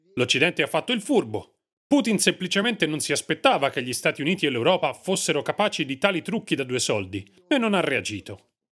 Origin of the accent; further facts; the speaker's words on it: Western Ukraine, Ukraine; Io vengo dall'Ucraina occidentale.